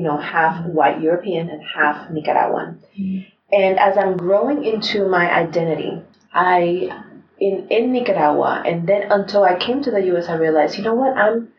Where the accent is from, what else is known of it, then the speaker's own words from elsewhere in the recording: Spain; born there; Sometimes I felt ashamed to say I was born in Spain. I would hide that from people.